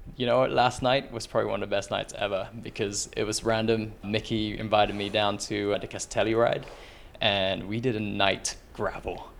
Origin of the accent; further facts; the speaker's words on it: London, United Kingdom; moved away as an adult; also born or lived in Philippines; now in France; originally from the Philippines, grew up for most of my life twenty years in London, and now anywhere in Europe, so I'm a resident of France